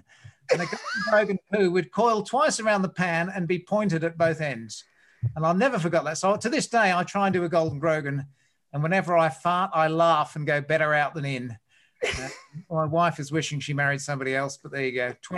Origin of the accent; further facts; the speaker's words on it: Australia; I do laugh at a loud fart. I'm Australian. I can't deny.